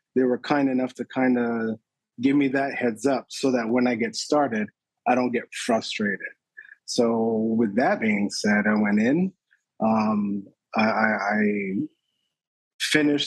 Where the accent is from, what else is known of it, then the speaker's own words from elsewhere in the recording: Barbados; I'm originally from Barbados, born and raised.